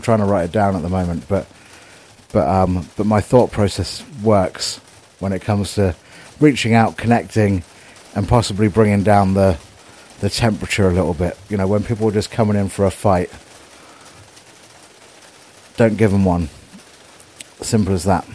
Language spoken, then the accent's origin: English; Southampton, South East England, United Kingdom; my hometown